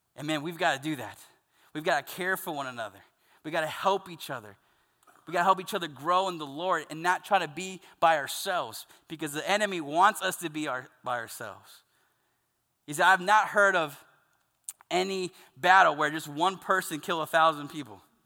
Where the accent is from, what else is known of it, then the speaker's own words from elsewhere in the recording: the South, United States; I grew up Southern Baptist in the South